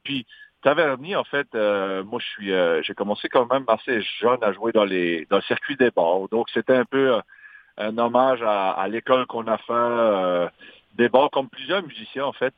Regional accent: Magdalen Islands, Quebec, Canada; accent: Madelinot

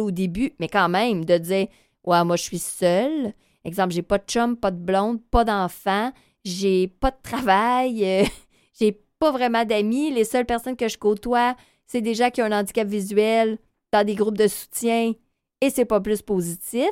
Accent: North Shore, near Montreal, Quebec, Canada; now in Montreal, Canada; je viens de la Rive-Nord

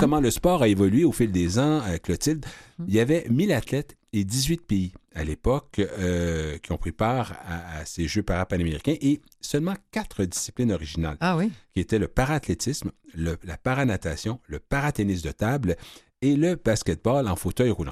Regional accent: Quebec City, Quebec, Canada; la ville de Québec également, qui est ma ville natale

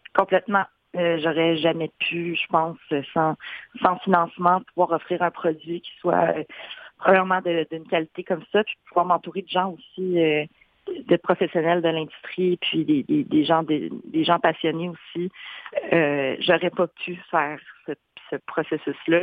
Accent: Gatineau, Quebec, Canada; also born or lived in Wendake / Ottawa / Montreal; j'ai grandi à Gatineau.

